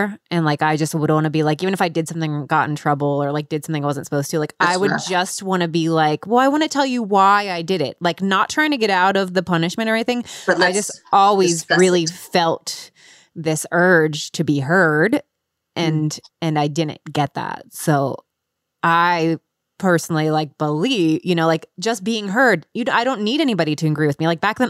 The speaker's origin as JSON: {"language": "English", "town": "Cincinnati", "region": "Ohio", "country": "United States", "tie": "born or raised there", "said": "Cincinnati, Ohio."}